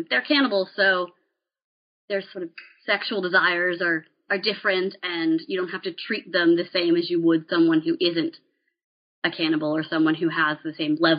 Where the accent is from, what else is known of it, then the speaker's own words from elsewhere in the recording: Maryland, United States; and I grew up in Appalachian Western Maryland.